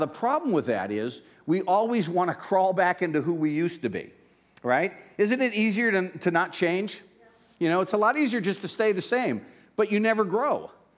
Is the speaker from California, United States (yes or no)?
no; Pennsylvania, United States; You know, I grew up in Northeast Pennsylvania. I grew up in an Italian, Polish neighborhood